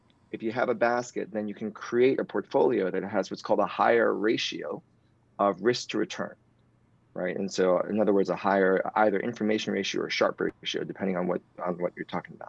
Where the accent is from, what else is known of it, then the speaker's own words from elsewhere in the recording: New York City, New York, United States; You're from Queens, like I'm from Queens, and it was just how we are. We're just made in Queens.